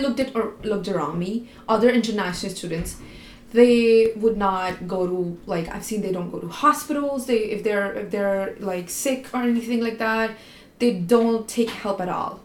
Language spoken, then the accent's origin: English; India; moved away as an adult; now in Canada; I was Indian